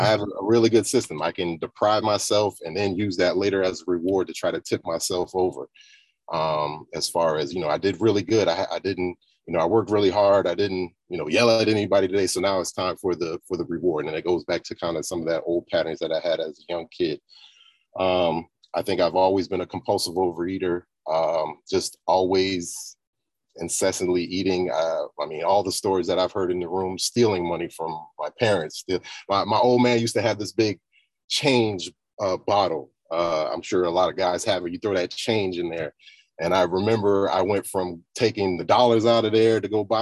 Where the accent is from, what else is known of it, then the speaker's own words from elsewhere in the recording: the South, United States; I grew up in the South as well.